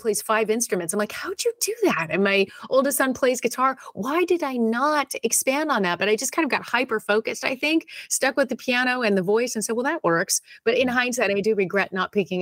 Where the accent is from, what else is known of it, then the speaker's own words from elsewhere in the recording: Southern California, United States; I was born in Southern California, so this has always been home. I was just a little bit further north up in LA County